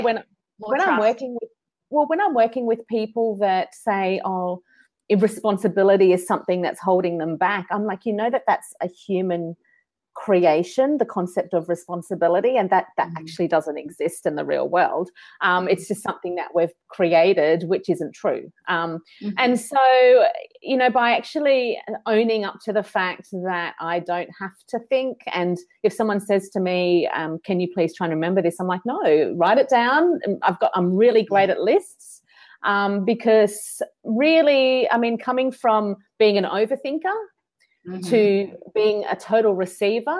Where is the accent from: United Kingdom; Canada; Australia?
Australia; Sunshine Coast, Queensland; moved away; I'm actually from the Sunshine Coast but moved across the country.